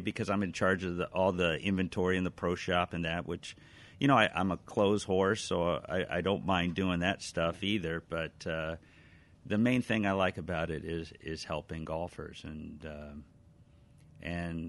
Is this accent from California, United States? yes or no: yes; Alhambra, California, United States; also born or lived in Glendora; now in Whittier, United States; I was born and raised in Alhambra.